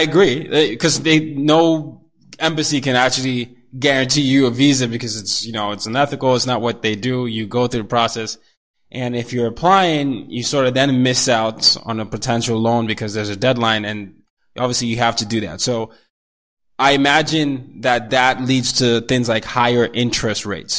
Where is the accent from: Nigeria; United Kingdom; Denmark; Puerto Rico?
Nigeria; also born or lived in Asia; I'm a Nigerian. You know, I grew up partly in Asia as well as in Africa.